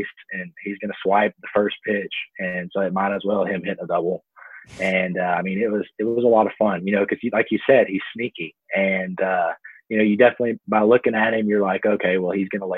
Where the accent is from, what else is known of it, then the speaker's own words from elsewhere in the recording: Texas, United States; Me being from Texas, you know, my hometown's about 2 hours north of Houston and about 3 hours south of Dallas